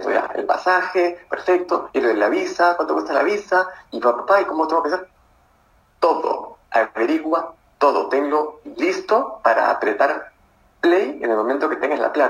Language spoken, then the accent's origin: Spanish; Arequipa, Peru; Hola Eric, soy de Arequipa.